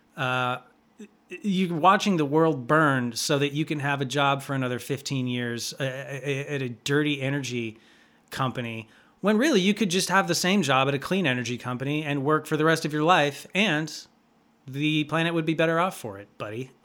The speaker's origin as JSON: {"language": "English", "region": "California", "country": "United States", "said": "I love my own state"}